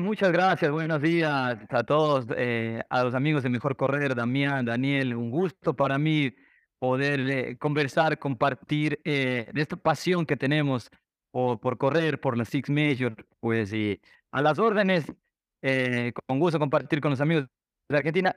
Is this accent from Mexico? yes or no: no; Ecuador; moved away; regresé a Ecuador